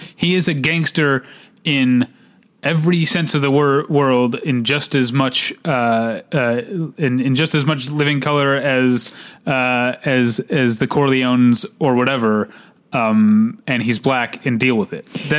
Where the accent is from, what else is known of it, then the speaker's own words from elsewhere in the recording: United States; now in Los Angeles, United States; as an American